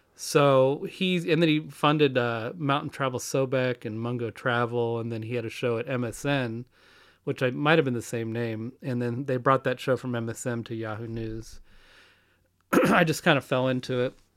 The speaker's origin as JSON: {"language": "English", "town": "Kansas City", "region": "Missouri", "country": "United States", "also_born_or_lived": "Madison / California", "moved": "as an adult", "said": "I moved back from California to Kansas City."}